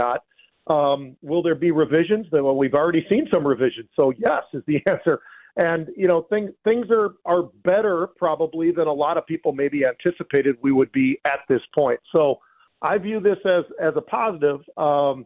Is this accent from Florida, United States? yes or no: no; San Francisco, California, United States; I was born and raised in San Francisco